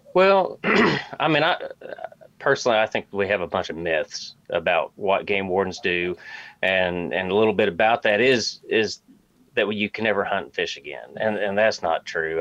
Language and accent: English; Arkansas, United States; moved away as an adult; also born or lived in Springfield, Missouri; now in Missouri, United States; I'm actually originally from Arkansas